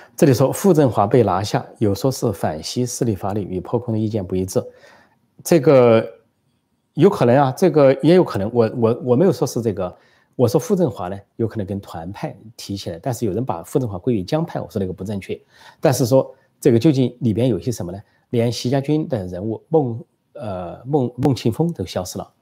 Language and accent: Chinese; China; 我们中国人